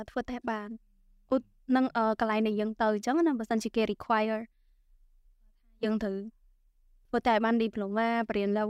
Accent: Siem Reap, Cambodia; born or raised there

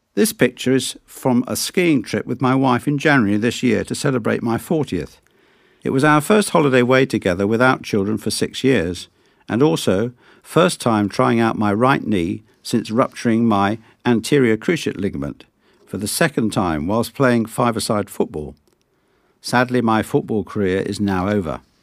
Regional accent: Sutton Coldfield, West Midlands, United Kingdom; Both of my parents are Greek Cypriot, though I was born in Sutton Coalfield, which, I am told, is the posh bit of Birmingham.

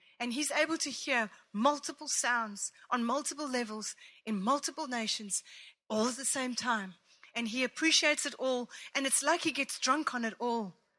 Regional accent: Italy; I grew up in Italy watching my mother play for the Roman dance school, the company, whatever.

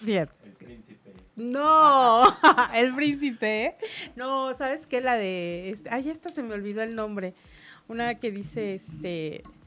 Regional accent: Mexico; yo como mexicana

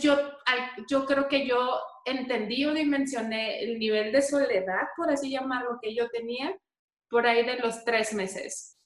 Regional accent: Tijuana, Baja California, Mexico; moved away as an adult; now in Mexico City, Mexico; Yo ahora mismo radico en la Ciudad de México, pero soy tijuanense, súper orgullosa de ser tijuanense

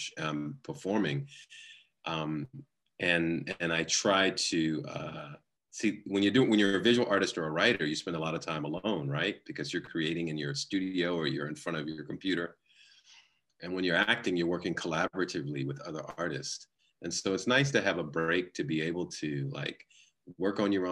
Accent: New York, United States; also born or lived in Los Angeles; I was born in Los Angeles, but I was raised a large part of my early years in New York, in the New York area

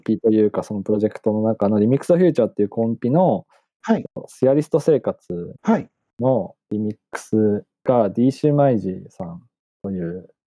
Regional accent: Ibaraki, Japan; 僕も茨城県出身だった

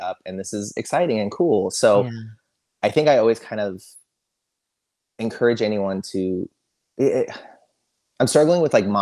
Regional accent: Sacramento, California, United States; moved away as an adult; now in Los Angeles, United States; I'm from Sacramento originally

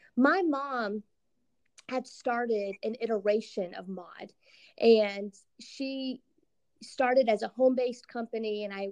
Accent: Central Florida, United States; now in Chicago suburbs, United States; I'm from Central Florida originally

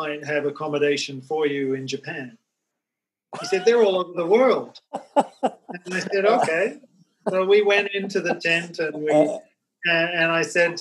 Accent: Australia; moved away as an adult; I traveled back to my home state, which is on the other side of Australia

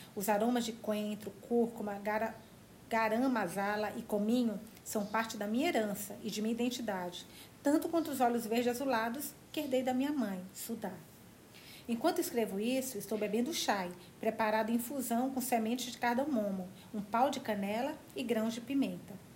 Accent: Minas Gerais, Brazil; now in São Paulo, Brazil; moro em São Paulo agora, mas eu sou de Minas, perto da Bahia.

